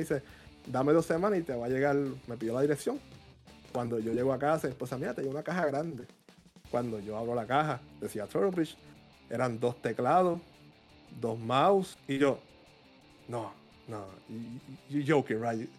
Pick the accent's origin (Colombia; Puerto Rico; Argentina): Puerto Rico; also born or lived in New York; soy de Puerto Rico